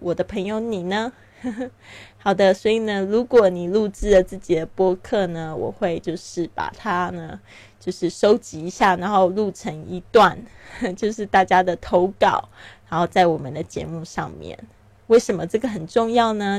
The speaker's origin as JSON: {"language": "Chinese", "country": "Taiwan", "tie": "born or raised there", "also_born_or_lived": "Shanghai", "moved": "as an adult", "lives_now": "Barcelona, Spain", "said": "我出生在台湾，那我爸爸是在上海出生的，所以呢，我对这个上海也是非常的有这个感情。我自己后来呢，也因为工作还有结婚的原因呢，我在上海住了七年的时间。那我现在人是在巴塞罗那"}